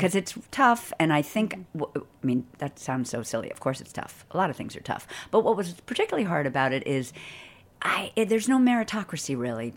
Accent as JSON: {"language": "English", "town": "Boston", "region": "Massachusetts", "country": "United States", "tie": "born or raised there", "said": "I grew up in Boston"}